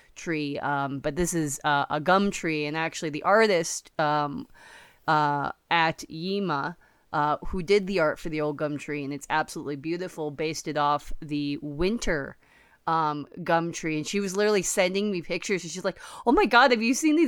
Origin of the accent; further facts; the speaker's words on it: United States; I'm American